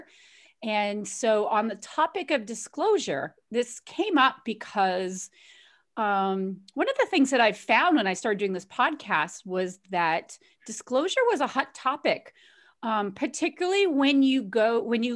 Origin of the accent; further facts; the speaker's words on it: Boston, Massachusetts, United States; We're both from Boston